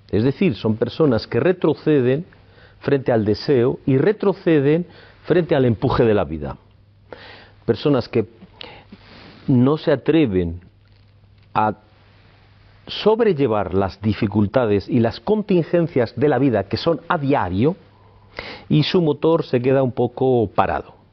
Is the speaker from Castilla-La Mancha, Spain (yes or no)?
no; Palencia, Castile and León, Spain; born there; Nací en Palencia en el año 58 y me siento muy palentinista. He vivido fuera de Palencia y, he regresado a Palencia, he estado muchos años en Palencia